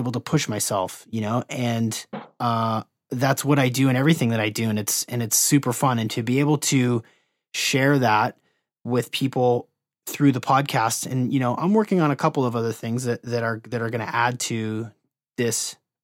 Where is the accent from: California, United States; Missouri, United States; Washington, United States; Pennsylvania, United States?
Washington, United States; Seattle; I grew up in Seattle where there's just the best microbrews on the planet